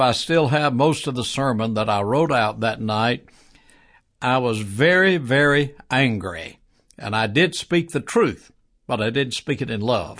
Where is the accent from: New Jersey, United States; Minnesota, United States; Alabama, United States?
Alabama, United States; Birmingham; also born or lived in Huntsville, Alabama; I was born here in Birmingham, uh, many years ago. Grew up here most